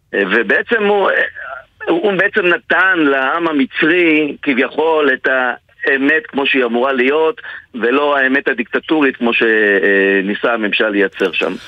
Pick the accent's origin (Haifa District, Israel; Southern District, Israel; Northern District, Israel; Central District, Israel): Central District, Israel; Ra'anana; שאני גדלתי בשכונה, שכונה שנקראת קריית שרת ברעננה